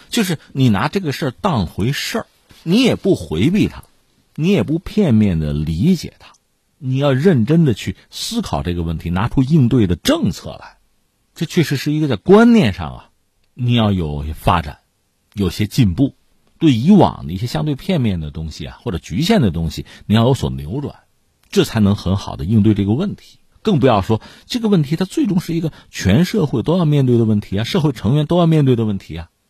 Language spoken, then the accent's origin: Chinese; China; 我们中国人